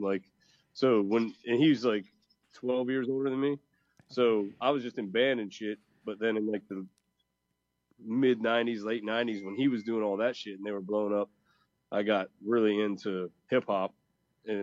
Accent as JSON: {"language": "English", "town": "Gettysburg", "region": "Pennsylvania", "country": "United States", "tie": "born or raised there", "said": "Pennsylvania. Like, grew up on the Mason-Dixon line, you know, Gettysburg"}